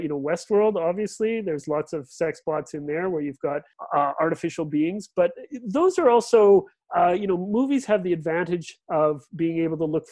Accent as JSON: {"language": "English", "town": "Regina", "region": "Saskatchewan", "country": "Canada", "moved": "yes", "said": "I'm originally from the Canadian Prairies, from Regina."}